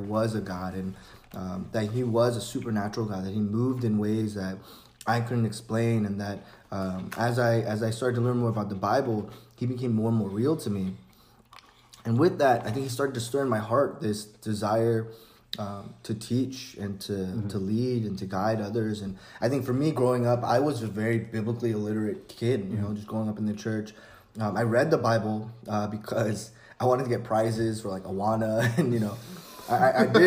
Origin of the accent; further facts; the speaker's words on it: San Francisco, California, United States; I'm originally from San Francisco